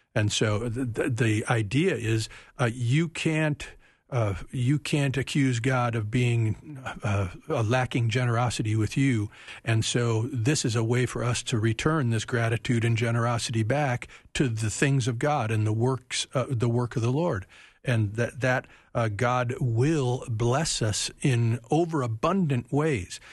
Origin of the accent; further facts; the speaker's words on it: United States; we as American Christians